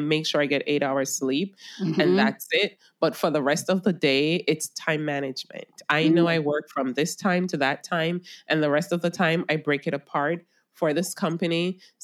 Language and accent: English; Jamaica; I'm a Jamaican